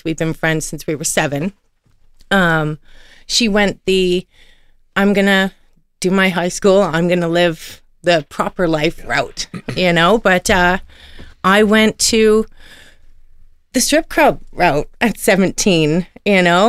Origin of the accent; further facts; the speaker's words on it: Toronto, Ontario, Canada; moved away; also born or lived in Oshawa, Ontario / Calgary, Alberta / Edmonton, Alberta; I'm from Toronto, born and raised in Scarborough.